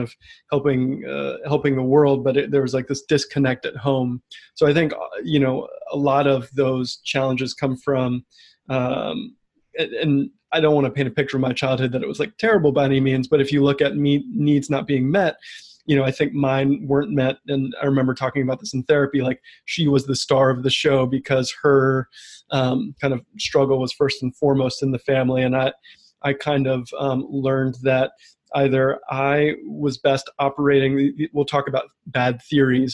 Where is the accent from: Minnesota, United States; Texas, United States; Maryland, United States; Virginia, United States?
Maryland, United States; Bethesda; I grew up in the suburbs of DC, Bethesda, Maryland